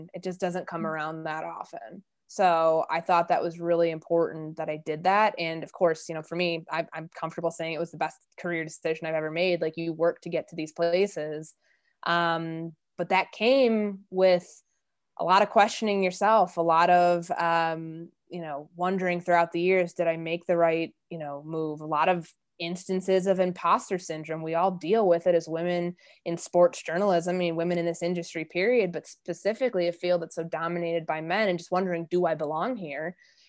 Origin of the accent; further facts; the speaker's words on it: Midwest, United States; I'm from the Midwest. Like, I had no idea what it was like in the Deep South